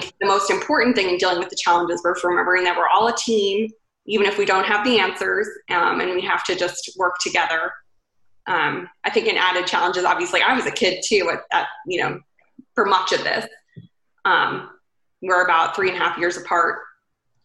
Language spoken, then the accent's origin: English; Raleigh, North Carolina, United States; moved away as an adult; also born or lived in Atlanta, Georgia; now in Charleston, United States; I am from Raleigh, North Carolina.